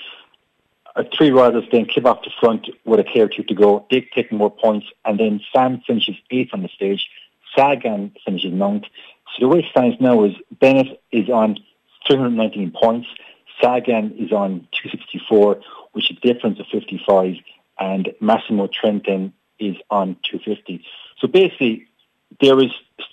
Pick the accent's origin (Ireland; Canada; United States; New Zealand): Ireland